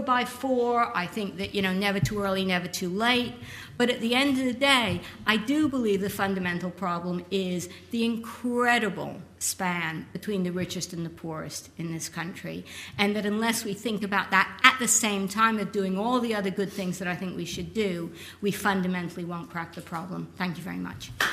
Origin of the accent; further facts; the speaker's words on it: United States; I'm American, but my, my grandparents are English